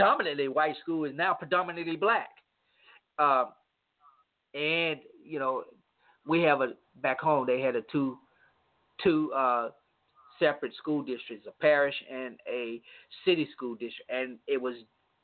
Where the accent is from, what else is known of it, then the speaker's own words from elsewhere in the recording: Monroe, United States; I grew up in a community called Booker T in Monroe